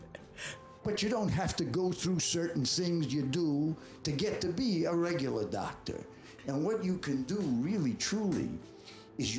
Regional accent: Boston, Massachusetts, United States; moved away as an adult; also born or lived in Nashville, Tennessee / New York; I was from Boston

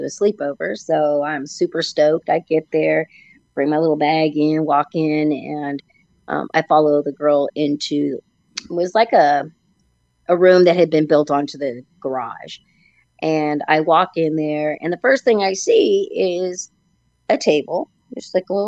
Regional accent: Napa Valley, California, United States; I grew up in Napa Valley

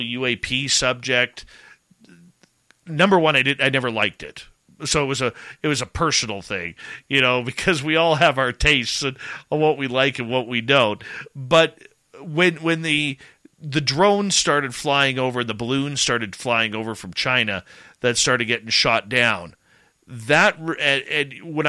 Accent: Canada; I'm Canadian

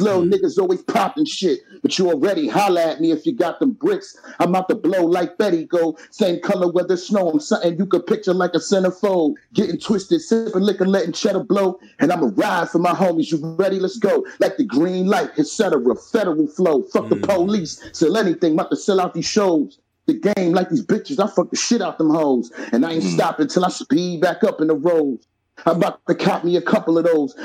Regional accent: New York City, New York, United States; also born or lived in Brooklyn; I'm from Soundview

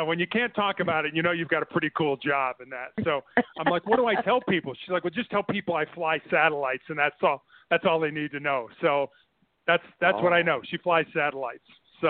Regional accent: Chicago, Illinois, United States; moved away as an adult; also born or lived in Santa Barbara; I was born and raised in Chicago.

